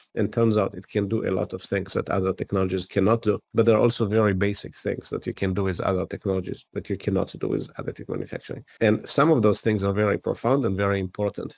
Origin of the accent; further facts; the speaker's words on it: Israel; moved away as an adult; now in United States; I grew up in Israel and spent the first ten years of my career in the technology unit of the Israeli intelligence